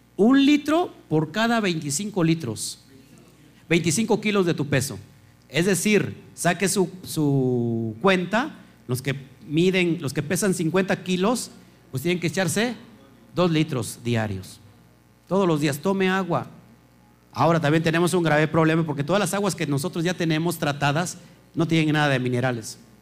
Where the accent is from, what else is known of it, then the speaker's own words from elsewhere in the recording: Mexico; los mexicanos, ¿no? Que debatimos